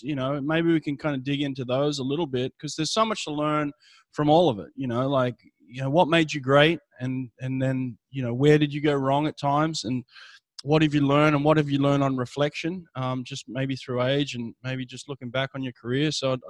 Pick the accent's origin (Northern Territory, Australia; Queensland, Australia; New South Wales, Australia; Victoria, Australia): New South Wales, Australia; Sydney; I grew up in Sydney.